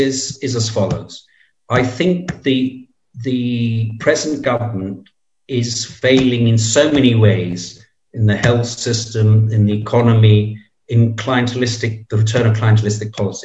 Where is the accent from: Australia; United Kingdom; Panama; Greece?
Greece; Preveza, Epirus; the party boss of Preveza, which is my hometown